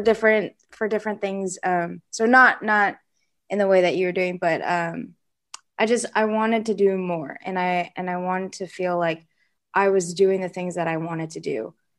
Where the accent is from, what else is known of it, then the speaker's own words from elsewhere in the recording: Seattle, Washington, United States; I grew up in Seattle, Washington.